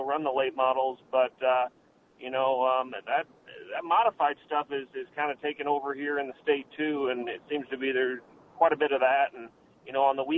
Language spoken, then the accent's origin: English; Iowa, United States; us local Iowa guys